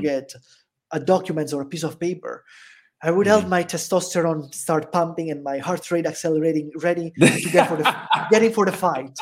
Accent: Italy; first language Italian; English is a second language; also born or lived in Jacksonville, Florida; now in El Salvador; I'm also from Italy

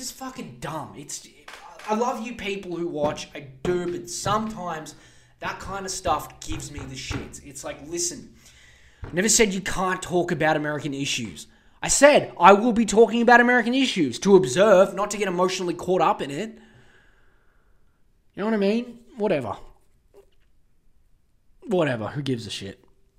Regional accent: Australia; I don't care that I'm from Australia.

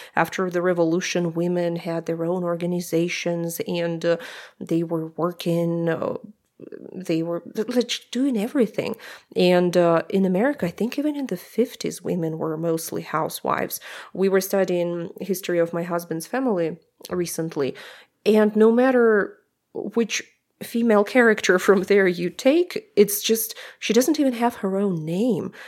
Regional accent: Omsk, Omsk Oblast, Russia; English is a second language; moved away; also born or lived in Moscow, Russia; I'm from Russia, I'm from Omsk, I lived in Moscow

